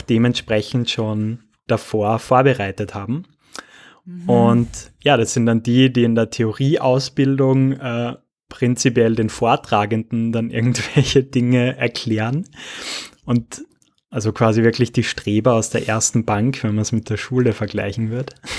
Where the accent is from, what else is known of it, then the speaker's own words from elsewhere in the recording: Austria; bei uns in Österreich schon